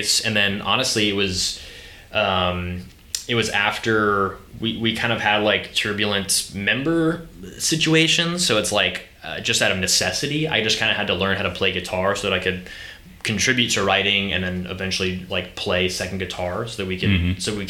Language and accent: English; Charleston, South Carolina, United States; also born or lived in Columbia, South Carolina; I grew up here in Charleston, and I moved to Columbia to go to USC